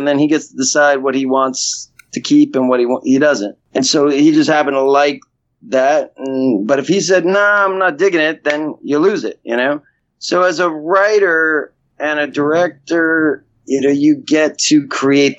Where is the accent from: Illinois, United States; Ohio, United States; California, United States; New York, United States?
New York, United States; New York City; Growing up in New York